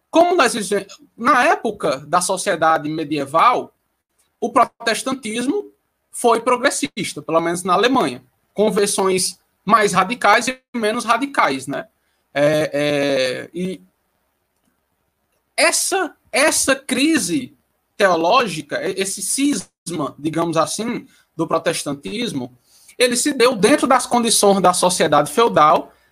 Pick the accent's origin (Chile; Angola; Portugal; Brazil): Brazil; Ceará; porque eu moro em Juazeiro do Norte, eu sou cearense, moro em Juazeiro do Norte.